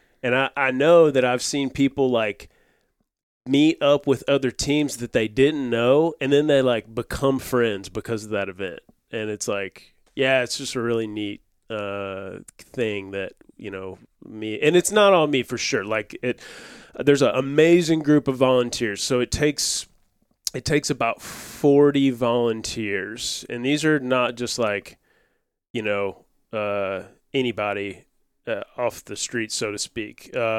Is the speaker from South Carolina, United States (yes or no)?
no; West Memphis, Arkansas, United States; I'm from West Memphis.